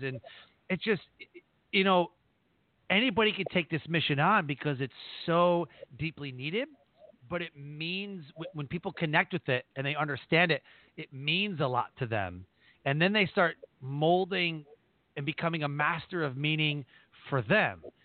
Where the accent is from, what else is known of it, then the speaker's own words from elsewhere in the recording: Detroit, Michigan, United States; That's my hometown. I was born in Detroit.